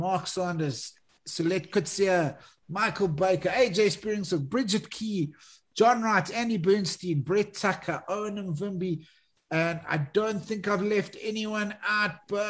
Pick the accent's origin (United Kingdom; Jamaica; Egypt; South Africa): South Africa; We're proudly South African.